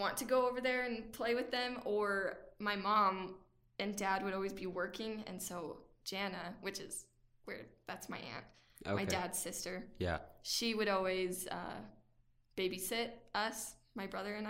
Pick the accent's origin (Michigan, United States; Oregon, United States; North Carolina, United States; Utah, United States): Utah, United States; Brigham City; I was born in Brigham City, Utah.